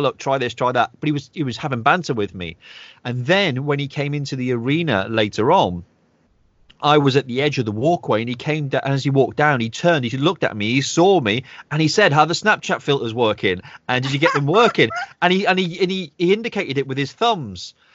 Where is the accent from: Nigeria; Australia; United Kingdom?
United Kingdom; I'm very, you know, a proud British guy, even though I'm half Irish